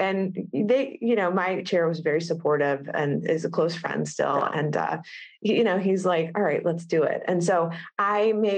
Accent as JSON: {"language": "English", "town": "Cleveland", "region": "Ohio", "country": "United States", "also_born_or_lived": "Chicago", "moved": "as an adult", "said": "We're from Cleveland originally"}